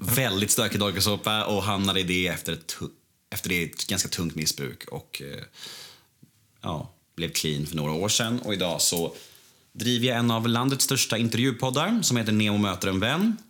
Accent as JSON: {"language": "Swedish", "town": "Stockholm", "region": "Stockholm County", "country": "Sweden", "tie": "born or raised there", "said": "Jag föddes ju eh, på Skånegatan 73 här borta, eh, precis vid Nytorget där"}